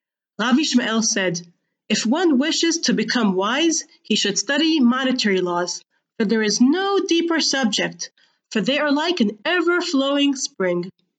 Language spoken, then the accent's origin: English; Gush Etzion, West Bank, Israel; Growing up in Gush Etzion, I used to commute daily to Jerusalem, driving through the security checkpoint alongside the West Bank Wall.